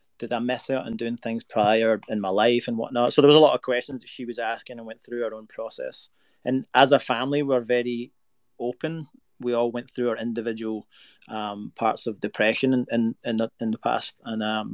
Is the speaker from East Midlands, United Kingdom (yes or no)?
no; Scotland, United Kingdom; moved away as an adult; now in Nashville, United States; I'm in Nashville right now. I live in Nashville. I'm originally from Scotland, moved here 2014.